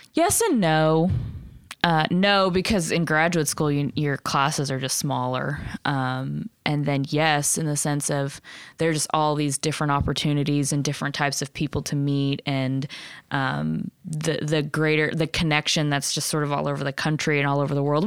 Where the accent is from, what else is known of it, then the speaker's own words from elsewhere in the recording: Lawton, Oklahoma, United States; also born or lived in Nebraska; I grew up in Lawton.